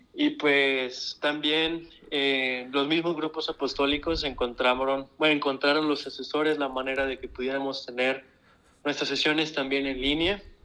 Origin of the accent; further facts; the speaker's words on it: Monclova, Coahuila, Mexico; soy de Monclova, Coahuila